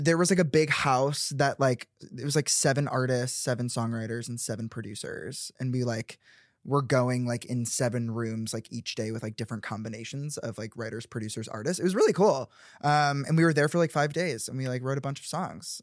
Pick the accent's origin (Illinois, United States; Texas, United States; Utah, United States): Illinois, United States; Chicago; I grew up in the suburbs of Chicago